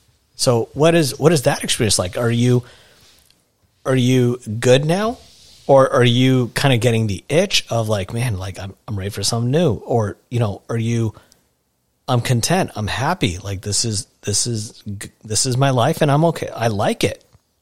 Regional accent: Washington, United States; for at least him and I, we're born and raised in Washington. This is all we know.

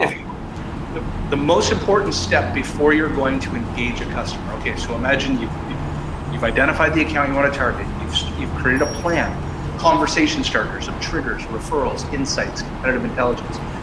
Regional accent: Canada; I'm Canadian

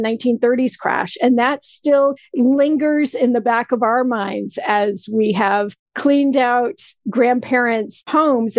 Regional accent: Vermont, United States; also born or lived in Maine; I grew up in a town that's in Vermont, but on the border of New Hampshire, and I have a second hometown in Maine

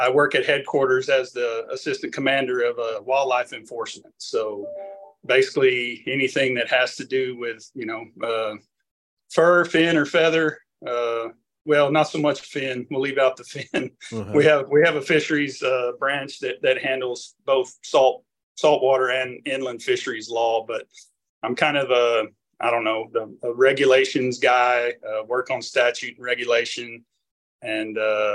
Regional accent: Weslaco, Texas, United States; moved away as an adult; also born or lived in College Station, Texas / Alice, Texas; now in Austin, United States; I was born down in the Rio Grande Valley in West Laco, Texas, grew up there

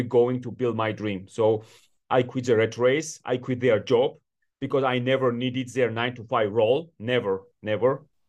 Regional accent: Georgia; also born or lived in Washington D.C., United States / New York City, United States; I was born in Georgia in the 90s when I was growing up in my country

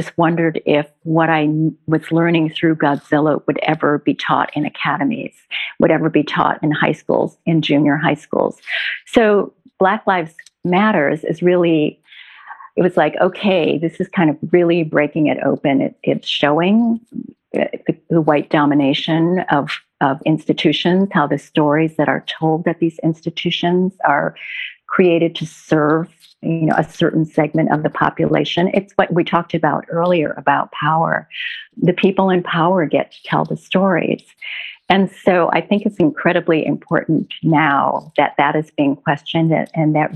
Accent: Minneapolis, Minnesota, United States; now in New York, United States; I grew up in the Midwest, in Minneapolis

